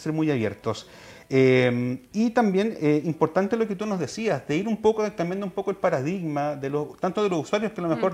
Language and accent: Spanish; Chile; como chilenos